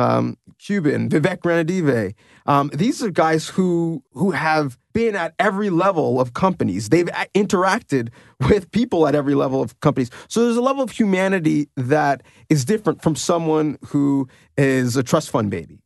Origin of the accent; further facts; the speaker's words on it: Canada; as a Canadian second generation or first generation immigrant